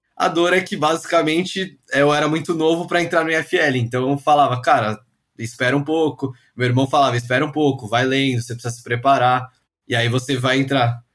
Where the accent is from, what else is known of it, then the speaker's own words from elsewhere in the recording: São Paulo, Brazil; eu nasci em São Paulo, fui criado aqui pelos meus pais.